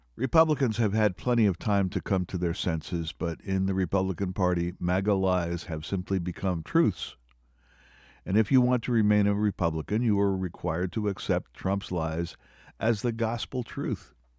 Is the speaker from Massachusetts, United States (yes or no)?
no; Pennsylvania, United States; my home state